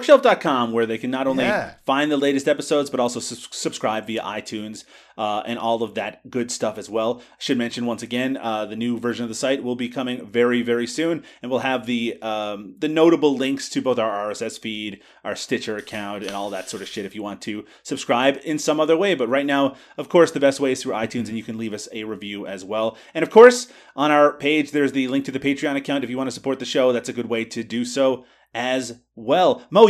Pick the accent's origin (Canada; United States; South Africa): Canada; I'm Canadian.